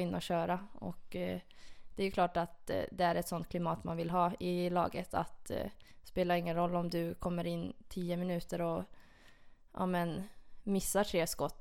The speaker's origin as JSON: {"language": "Swedish", "town": "Porvoo", "region": "Uusimaa", "country": "Finland", "tie": "born or raised there", "said": "det är min hemstad. Det ligger ungefär en timme utanför Helsingfors i Borgå. Okay. Ja. ja. Och det var ju där jag växte upp"}